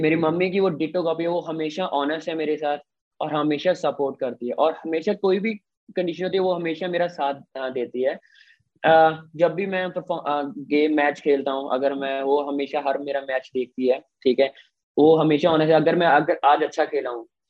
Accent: Mithapur, Punjab, India; मैं सेकंड मिठापुर का हूँ

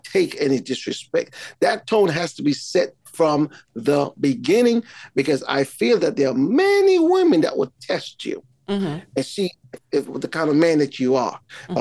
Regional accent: Montserrat; I am from Caribbean island of Montserrat

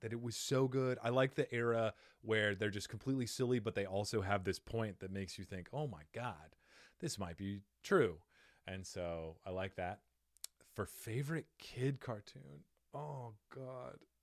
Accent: Cottonwood, Arizona, United States; now in Phoenix, United States; I grew up in Cottonwood, Arizona

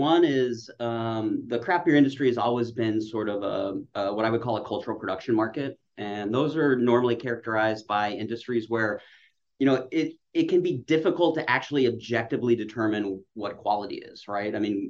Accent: Utah, United States; I'm from the West. I'm from Utah.

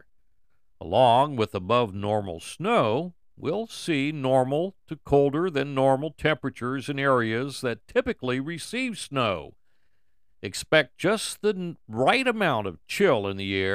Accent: Roanoke, Virginia, United States; my hometown of Roanoke, Virginia

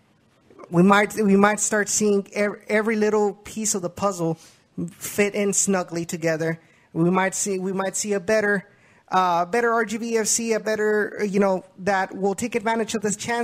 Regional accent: Memorial, Texas, United States; I was from Memorial as well

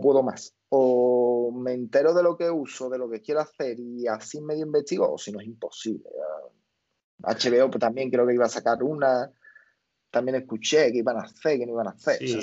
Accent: Spain; la gente de aquí de España, y yo

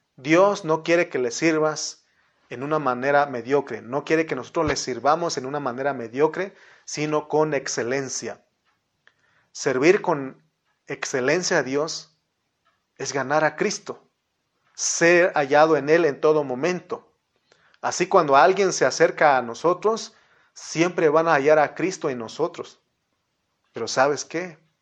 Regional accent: Mexico; como buenos mexicanos

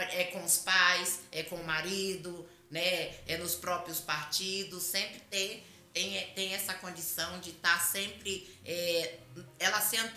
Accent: Salvador, Bahia, Brazil; now in São Paulo, Brazil; eu vim de Salvador, eu tenho estudo, eu sempre trabalhei na área administrativa

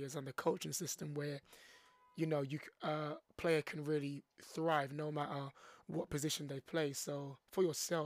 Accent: London, United Kingdom; born and raised in London

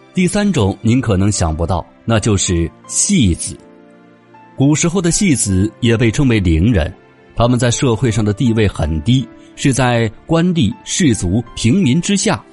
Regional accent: China; 我们中国人都讲究落叶归根

